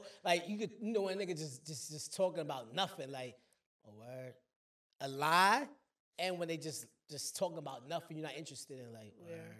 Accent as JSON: {"language": "English", "town": "Brooklyn", "region": "New York", "country": "United States", "tie": "born or raised there", "said": "Yeah, I'm from New York too. I'm from Brooklyn. I was born and raised in Brooklyn."}